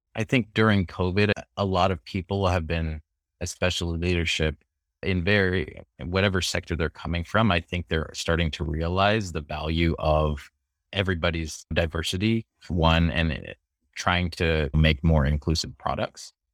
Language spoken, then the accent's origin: English; California, United States; moved away as an adult; also born or lived in Philippines / Washington, D.C.; I moved to California when I was four